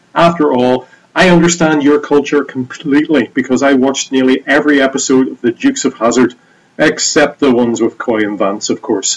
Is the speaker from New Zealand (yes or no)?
no; Northern Ireland, United Kingdom; from Northern Ireland